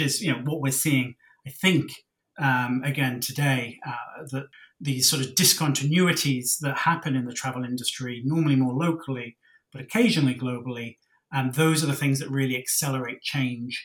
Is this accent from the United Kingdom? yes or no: yes; Cornwall, South West England, United Kingdom; moved away as an adult; also born or lived in Oxford; now in Singapore; I'm from Cornwall in the UK, which is right down at the southwest